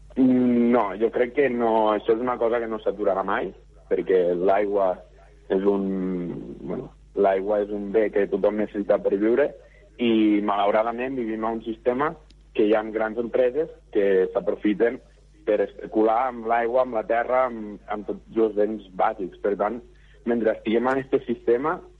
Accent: Móra d'Ebre, Catalonia, Spain; jo sóc de, de Monadebre d'Ebre i treballo a Tortosa

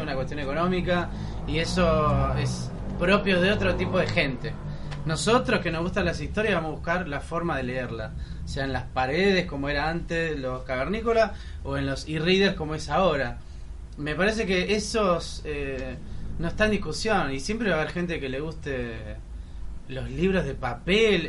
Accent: Solano, Buenos Aires Province, Argentina; Yo soy cabeza de Solano.

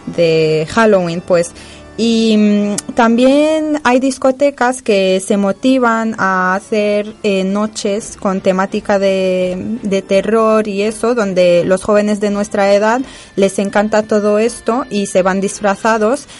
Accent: Casablanca, Casablanca-Settat, Morocco; de donde yo vengo, Casablanca

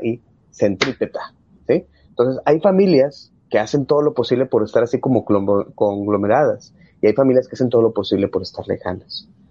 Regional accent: Mexico; nosotros como buenos mexicanos

